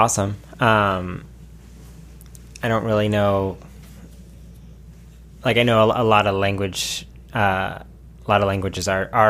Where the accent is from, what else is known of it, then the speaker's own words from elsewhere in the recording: Glendale, United States; I grew up in Glendale and it's just like very skate bro culture.